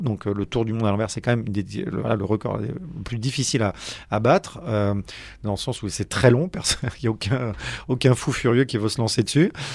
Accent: Paris, Île-de-France, France; suis pas né dans le granit breton j'ai grandi j'ai grandi à Paris

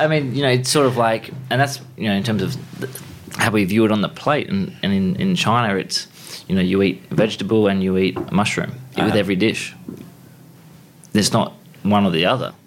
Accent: Harvey, Western Australia, Australia; Grew up uh, in southwest of WA, so down sort of on the, on the trajectory towards Margaret River is a town called Harvey, so a small country town

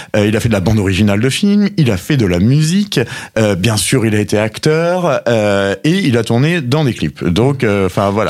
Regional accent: Normandy, France; moved away as an adult; now in Sète, France; je suis Sétois depuis euh, maintenant euh, trois ans, mais mes origines ne sont pas si éloignées de, de puisque je suis normand à l'origine

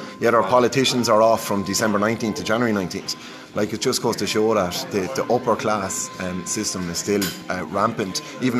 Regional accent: Ireland; I'm an Irish Liverpool fan.

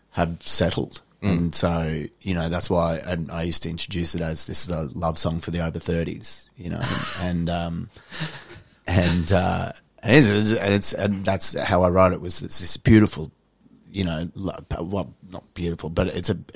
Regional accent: Papua New Guinea; I do a lot of stuff about my my dad, about growing up in New Guinea

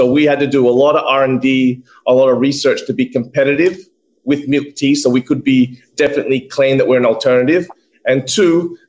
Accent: Australia; now in Philippines; which obviously I love being an Australian, and a lot of other Filipinos have grown to love as well.

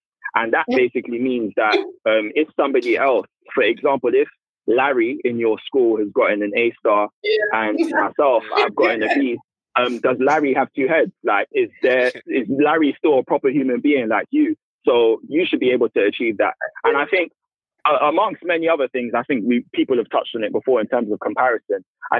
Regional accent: United Kingdom; born there; because I'm British born, but parents are Nigerian.

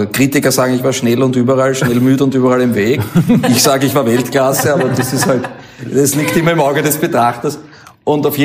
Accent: Mödling, Lower Austria, Austria; wir kommen aus Mödling und mein, mein Elternhaus ist in Mödling und da habe ich also von klein auf gespielt

